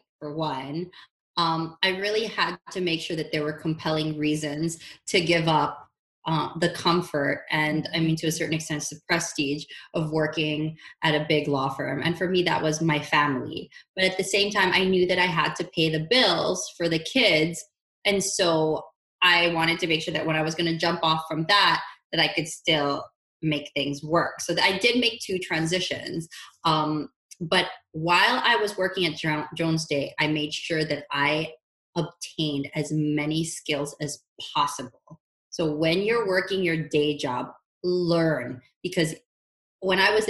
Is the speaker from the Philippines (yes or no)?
yes; Philippines; also born or lived in Honolulu, Hawaii; now in Los Angeles, United States; growing up in the Philippines